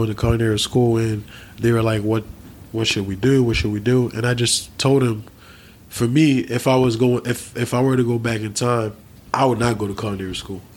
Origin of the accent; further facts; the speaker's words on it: Haiti; moved away; also born or lived in New Jersey; I was born in Haiti